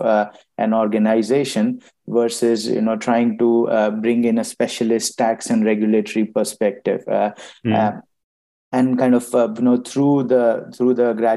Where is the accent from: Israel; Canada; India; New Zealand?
India; moved away as an adult; also born or lived in Ireland; now in United Kingdom; I moved to the EY office in my hometown, back in India